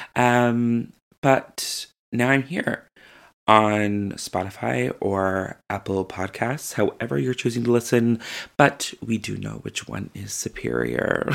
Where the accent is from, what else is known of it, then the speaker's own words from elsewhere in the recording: St. John's, Newfoundland and Labrador, Canada; I'm from Saint John's, Newfoundland, Labrador, and I'm a drag queen.